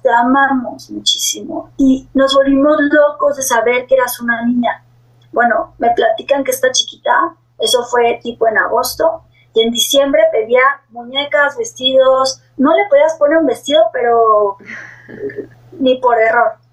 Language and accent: Spanish; Mexico; en mi país que yo vivo, que es México